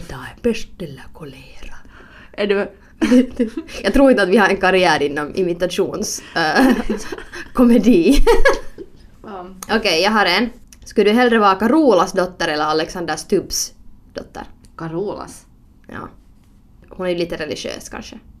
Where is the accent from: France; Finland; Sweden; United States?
Finland; accent: Finland Swedish; min finlandssvenska